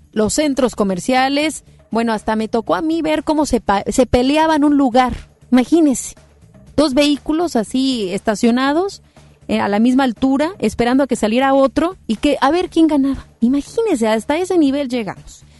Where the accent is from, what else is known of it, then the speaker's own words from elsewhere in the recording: Mexico; somos mexicanos